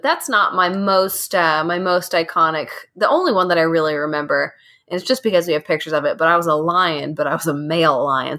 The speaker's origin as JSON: {"language": "English", "region": "Kentucky", "country": "United States", "said": "it is pretty cool that we're all from Kentucky."}